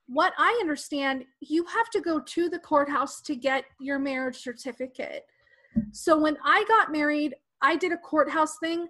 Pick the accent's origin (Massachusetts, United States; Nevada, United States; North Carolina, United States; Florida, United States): Nevada, United States; Las Vegas; I'm from Vegas.